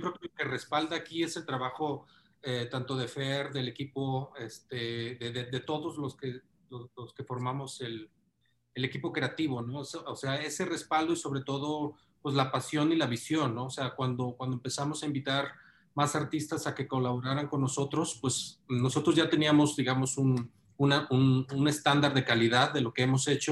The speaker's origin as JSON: {"language": "Spanish", "country": "Mexico", "said": "todos somos mexicanos"}